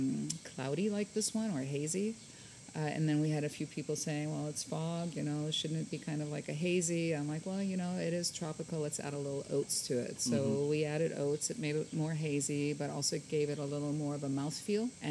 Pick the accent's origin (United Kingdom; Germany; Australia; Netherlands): Germany; Hamburg; now in San Antonio, United States; I was born and raised in Germany